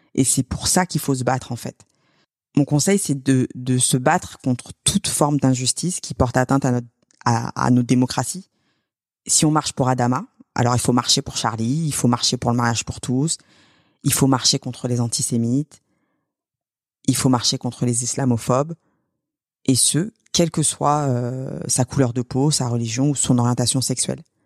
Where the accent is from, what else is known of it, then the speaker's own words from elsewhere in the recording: Sevran, Île-de-France, France; Sevran, là où j'ai grandi, c'est pas loin de Clichy-sous-Bois